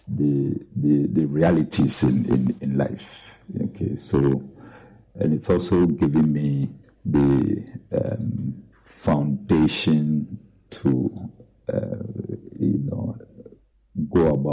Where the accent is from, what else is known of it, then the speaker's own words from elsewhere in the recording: Adukrom, Eastern Region, Ghana; also born or lived in Winneba; Nifa Secondary School in my hometown, Edikro